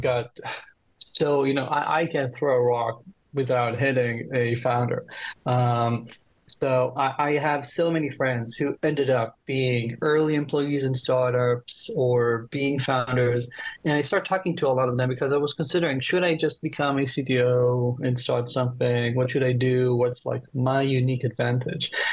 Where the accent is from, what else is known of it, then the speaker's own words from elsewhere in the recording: Israel; I'm from Israel